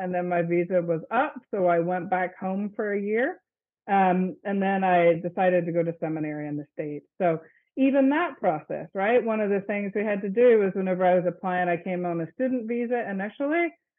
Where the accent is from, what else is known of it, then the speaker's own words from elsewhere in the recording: Northern Ireland, United Kingdom; moved away; I grew up in the Presbyterian Church in Ireland, and that was not a possibility for me to even actually be a member of a congregation there.